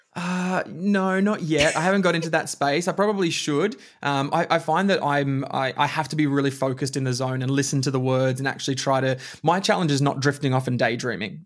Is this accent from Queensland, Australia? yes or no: yes; Bundaberg, Queensland, Australia; also born or lived in Alice Springs; now in Melbourne, Australia; we moved back to Bundaberg when I was about six years old, and then spent most of my life living in Bundaberg